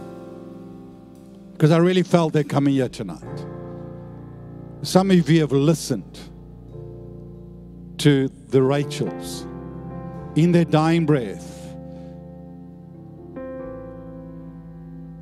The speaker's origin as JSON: {"language": "English", "country": "South Africa", "moved": "yes", "lives_now": "Perth, Australia", "said": "I used to be South African, I'm now an Aussie."}